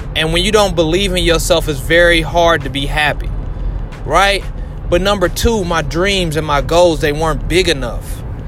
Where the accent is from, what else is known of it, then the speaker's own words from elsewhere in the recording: Indianapolis, Indiana, United States; I'm from Indianapolis.